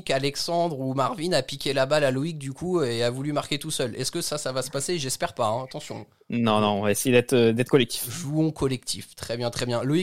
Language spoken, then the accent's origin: French; Belgium; je suis belge